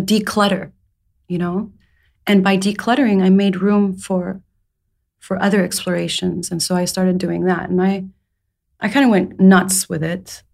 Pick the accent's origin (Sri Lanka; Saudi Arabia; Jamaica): Saudi Arabia; moved away as an adult; also born or lived in England; I was born in England. I was raised in Saudi Arabia.